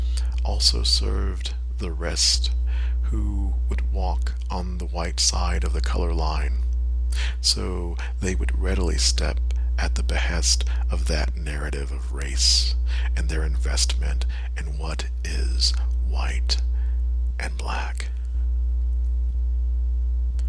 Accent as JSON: {"language": "English", "town": "Milledgeville", "region": "Georgia", "country": "United States", "tie": "born or raised there", "said": "Milledgeville, my hometown"}